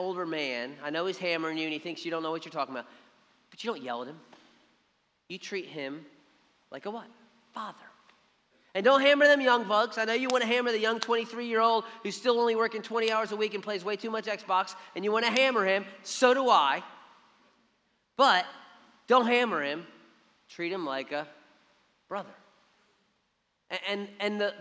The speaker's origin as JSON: {"language": "English", "town": "Philadelphia", "region": "Pennsylvania", "country": "United States", "tie": "born or raised there", "moved": "yes", "lives_now": "Savannah, United States", "said": "we grew up in Philly"}